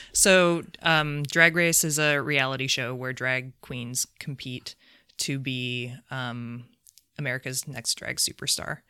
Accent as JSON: {"language": "English", "town": "South Bend", "region": "Indiana", "country": "United States", "moved": "yes", "said": "I'm from South Bend."}